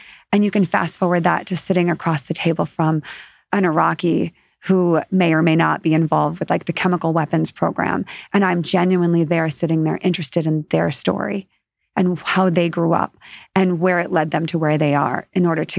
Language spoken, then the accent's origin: English; Wisconsin, United States; moved away as an adult; also born or lived in Middle East / Asia / Africa / Chicago area; now in Chicago, United States; I grew up in a small town in Wisconsin. It's about 30,000 people. I went to a small Catholic school growing up.